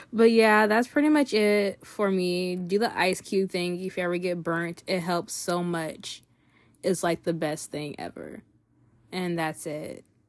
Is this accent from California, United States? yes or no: yes; California, United States; we're from California